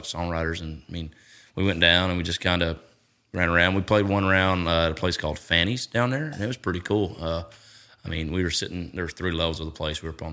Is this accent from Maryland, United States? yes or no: no; Hendersonville, Tennessee, United States; also born or lived in Nashville, Tennessee; I grew up in Hendersonville, about 25 minutes north of here.